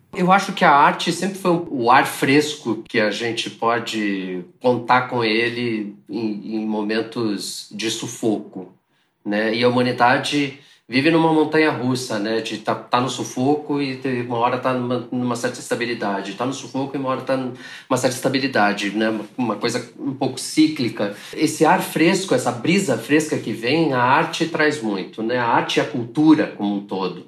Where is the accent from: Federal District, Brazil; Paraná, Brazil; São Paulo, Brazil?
Paraná, Brazil; Curitiba; nos anos 80, em Curitiba, onde eu nasci.